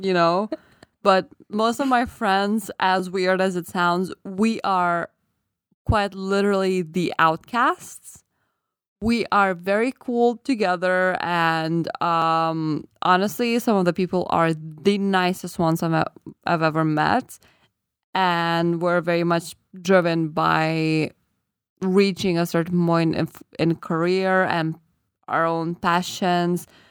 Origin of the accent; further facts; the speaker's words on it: Lithuania; first language Lithuanian; English is a second language; moved away; I forgot my native language when I was still in the country